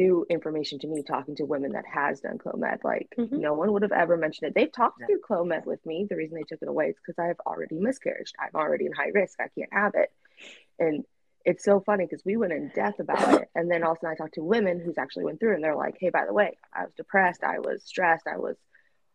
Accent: Russia; now in United States; growing up in Russia and now living in America

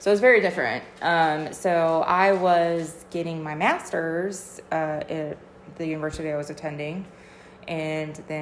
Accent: Cincinnati, Ohio, United States; moved away as an adult; now in Georgia, United States; I'm actually from Cincinnati, Ohio. Basically born and raised, and moved to Georgia in 2010 for my husband's job

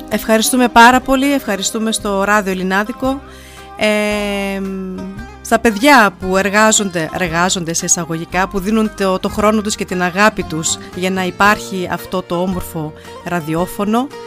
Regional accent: Germany; μαζί μεγαλώσαμε εδώ στη Γερμανία

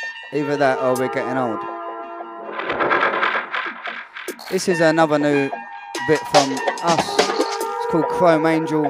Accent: London, United Kingdom; I'm from the glorious South East London, bruv. The real South East London

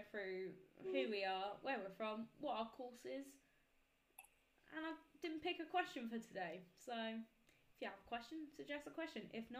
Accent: Kent, South East England, United Kingdom; I'm from Kent. I'm also a third year law student.

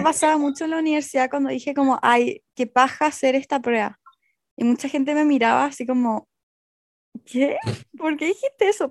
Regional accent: Chile; moved away as an adult; also born or lived in Barcelona; siendo chilena

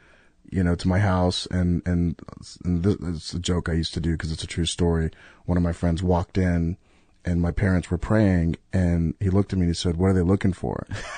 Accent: Riverside, California, United States; born or raised there

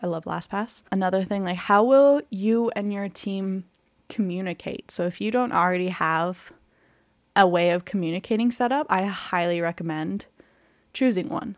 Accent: Canada; I'm Canadian

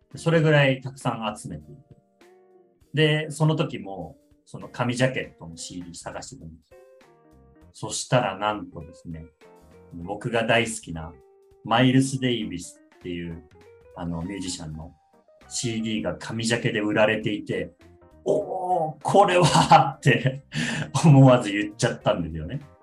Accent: Aichi, Japan; moved away; 出身は愛知なので、で両親は愛知に住んでて

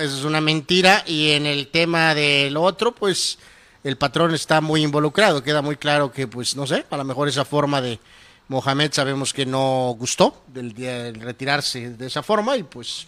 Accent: Mexico; aficionado mexicano

